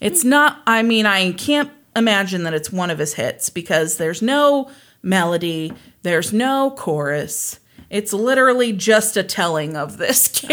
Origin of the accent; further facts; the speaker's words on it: Kansas, United States; I was born and raised in Kansas